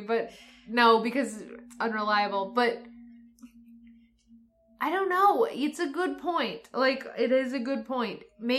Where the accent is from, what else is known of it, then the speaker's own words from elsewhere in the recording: Michigan, United States; I'm from Michigan.